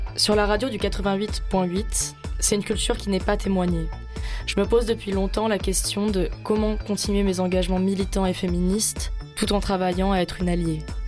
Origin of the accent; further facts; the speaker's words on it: Marseille, Provence-Alpes-Côte d'Azur, France; je suis marseillaise. J'ai grandi à Belle-de-Mai, le quartier le plus pauvre de la ville